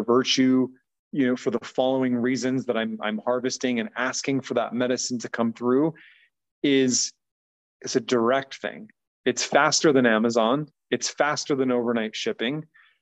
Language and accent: English; United States; mostly as American folks